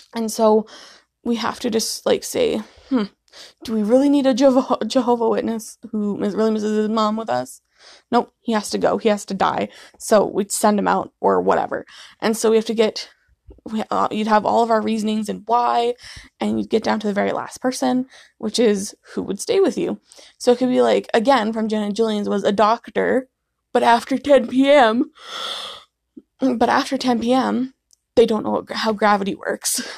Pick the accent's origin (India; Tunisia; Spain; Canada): Canada; we're from Canada